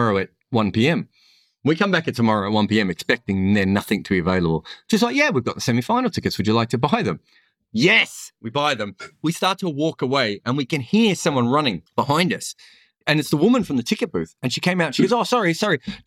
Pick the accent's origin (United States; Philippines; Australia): Australia; Melbourne, Victoria; I grew up in Melbourne, so I grew up with a lot of Sri Lankan guys